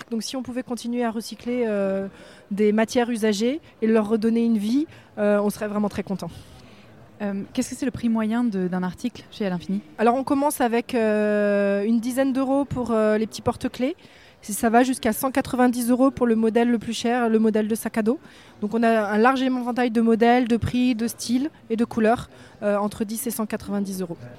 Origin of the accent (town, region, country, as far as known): France; now in Morocco